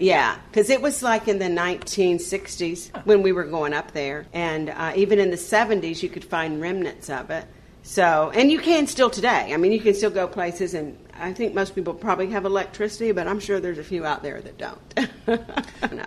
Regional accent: Panama City, Florida, United States; born or raised there; moved away as an adult; also born or lived in Tampa, Florida

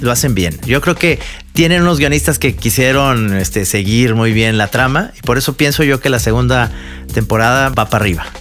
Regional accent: Mexico; como mexicano

